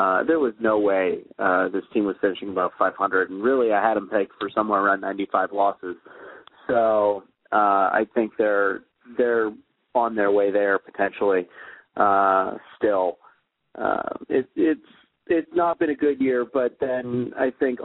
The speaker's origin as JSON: {"language": "English", "town": "Minneapolis", "region": "Minnesota", "country": "United States", "tie": "born or raised there", "moved": "yes", "lives_now": "Madison, United States", "said": "I grew up in the Twin Cities"}